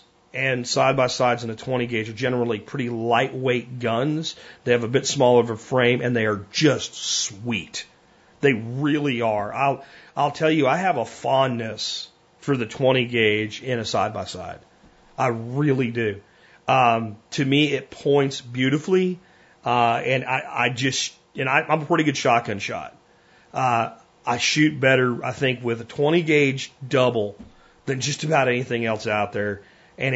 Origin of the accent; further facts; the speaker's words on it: Pennsylvania, United States; what I grew up hunting in Pennsylvania